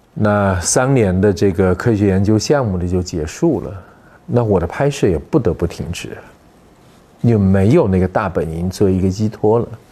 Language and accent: Chinese; Weishan, Yunnan, China; 我的家乡叫微山，我，我妈妈的老家嘛，所以我是在微山 长大的，嗯。我们也，呃，在大理的南边